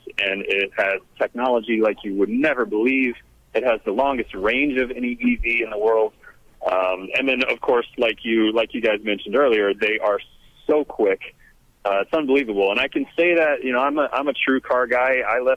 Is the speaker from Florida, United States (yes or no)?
yes; Florida, United States; now in California, United States; I'm from Florida, but out here in California